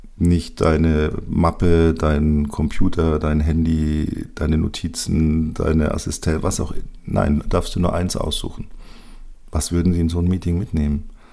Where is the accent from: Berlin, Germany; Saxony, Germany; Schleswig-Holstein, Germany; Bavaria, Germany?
Bavaria, Germany; hier bei uns in Bayern